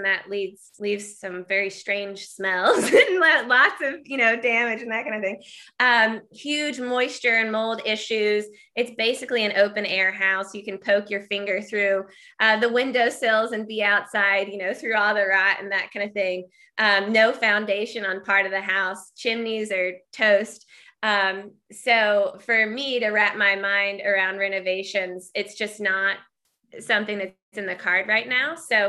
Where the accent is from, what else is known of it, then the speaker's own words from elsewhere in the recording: Tennessee, United States; now in Vermont, United States; Hey, yeah … I am from Tennessee originally, and I'm making my way to Vermont permanently now.